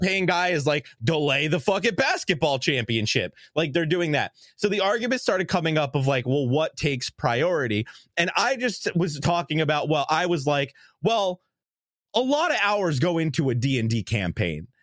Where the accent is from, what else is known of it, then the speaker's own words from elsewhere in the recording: New York, United States; growing up in New York